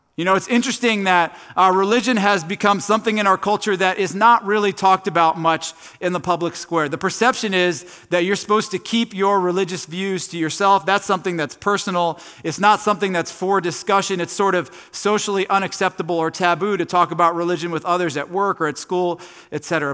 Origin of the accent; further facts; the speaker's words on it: Tallmadge, Ohio, United States; I grew up in Northeast Ohio. I've lived here my entire life. I grew up in a town called Talmadge